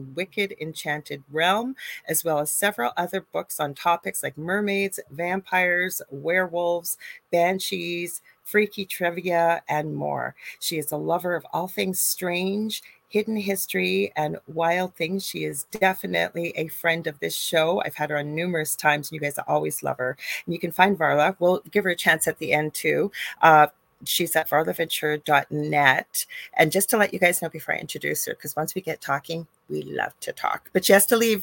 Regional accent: Canada; I'm a Canadian spiritual medium

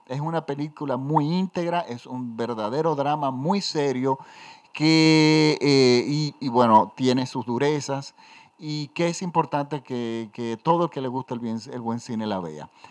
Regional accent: Dominican Republic; en mi país, en República Dominicana.

